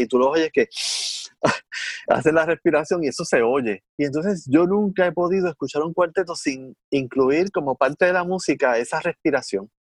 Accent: Puerto Rico; de Puerto Rico

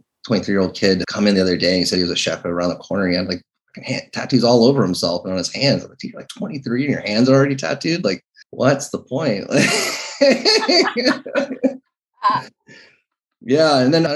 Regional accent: Seattle, Washington, United States; I'm from Seattle

